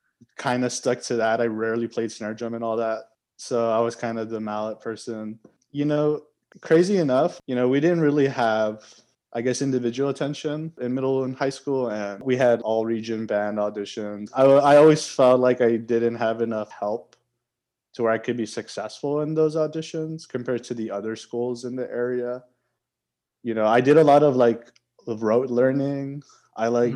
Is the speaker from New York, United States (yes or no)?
no; Laredo, Texas, United States; moved away as an adult; now in Austin, United States; Originally, I'm from Laredo, Texas, and I've lived there my whole life up until this point